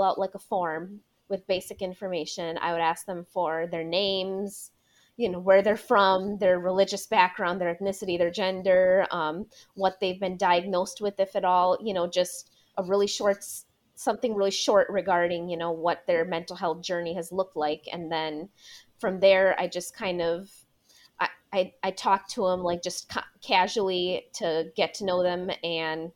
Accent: Milwaukee, Wisconsin, United States; born or raised there

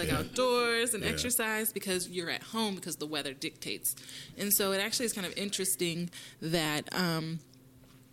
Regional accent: Kansas, United States; also born or lived in New York; now in Texas, United States; I'm from Kansas, and so I actually don't feel it quite as much here in Texas

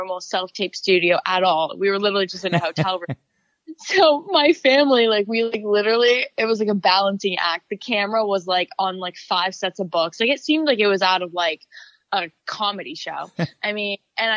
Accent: Florida, United States; my friends back home in Florida

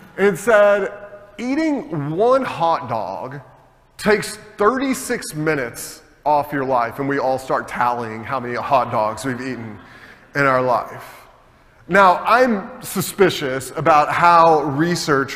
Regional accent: United States; as an American citizen

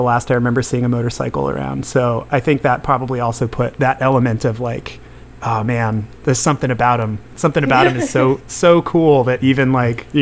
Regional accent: California, United States; growing up in California

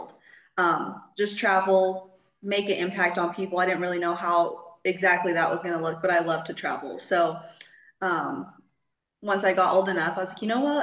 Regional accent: Texas, United States; moved away as an adult; now in Mexico; I am from Texas in the United States. Kind of grew up all around Texas

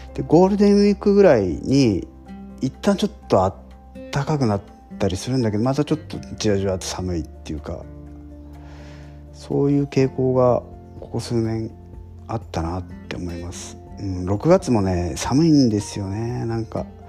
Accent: Hokkaido, Japan; also born or lived in Tokyo / Nagano; now in Kyushu, Japan; 自分はですね、えー、北海道生まれ、えー、北海道育ち

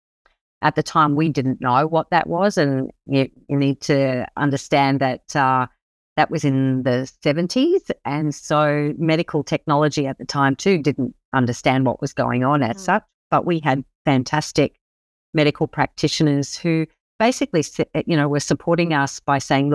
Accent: Brisbane, Queensland, Australia; also born or lived in Sunshine Coast, Queensland; I live here on the wonderful Sunshine Coast in Queensland, and I actually grew up in Brisbane, so I'm a Queenslander through and through

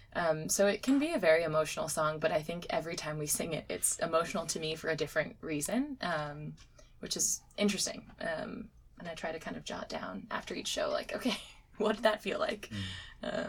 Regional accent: Connecticut, United States; I grew up in Connecticut

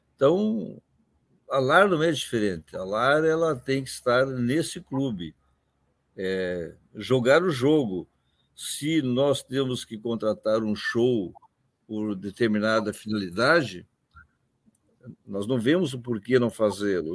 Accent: Campanha region, Rio Grande do Sul, Brazil; Mesmo Rio Grande do Sul, aquela região onde eu nasci, que tenho lá meus irmãos, chamada região da Campanha

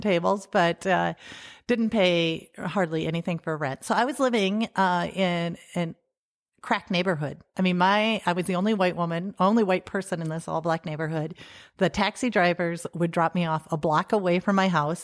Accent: Salem, South Dakota, United States; also born or lived in Germany / California; I grew up here in South Dakota, close to Salem, uh, on a farm there.

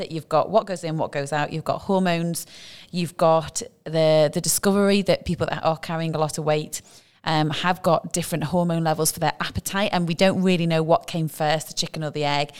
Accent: United Kingdom; now in Dubai, United Arab Emirates

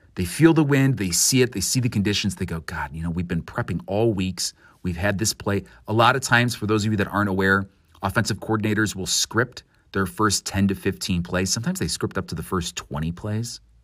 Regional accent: Illinois, United States; as a kid growing up in Illinois

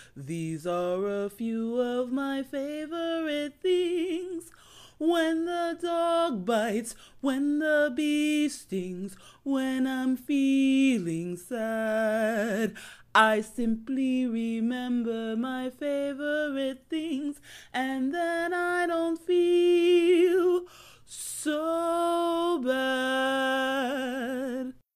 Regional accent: United States; I'm the American

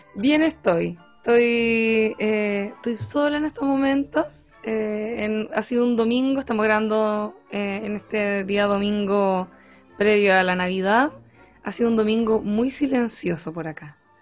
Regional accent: Rancagua, O'Higgins, Chile; en mi infancia en Rancagua

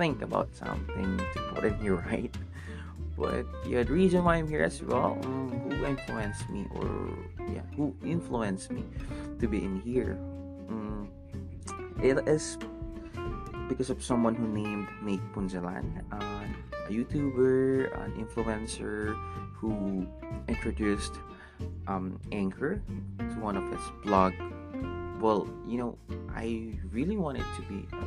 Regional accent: Philippines; first language Tagalog; English is a second language; my own language, which is Tagalog, because I'm Filipino

